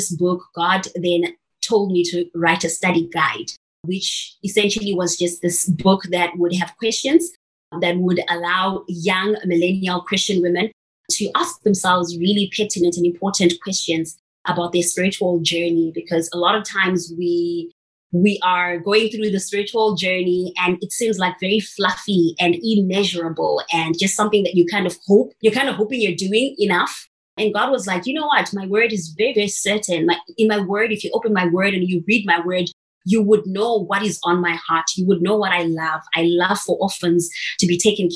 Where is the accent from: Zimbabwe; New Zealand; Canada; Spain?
Zimbabwe; I'm originally from Zimbabwe, in a small town called Muliriro.